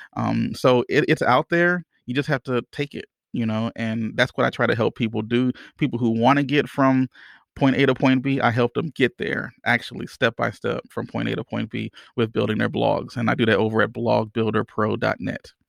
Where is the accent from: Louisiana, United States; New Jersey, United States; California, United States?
Louisiana, United States; I'm from Louisiana